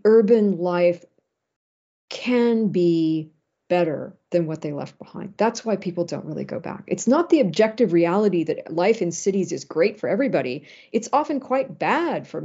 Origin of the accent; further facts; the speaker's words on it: Los Angeles, California, United States; moved away; also born or lived in Ann Arbor, Michigan / Manhattan; L.A., where, you know, I was from originally